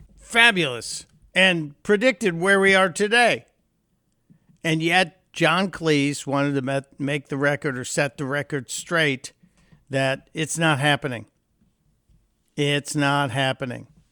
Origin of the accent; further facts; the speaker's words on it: Chicago, Illinois, United States; moved away; in Chicago, my hometown